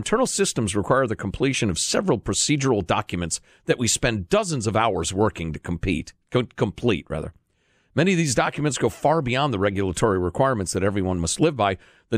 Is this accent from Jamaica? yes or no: no; California, United States; Upon finding out I was from California, the person serving my wine went on a rant against Gavin Newsom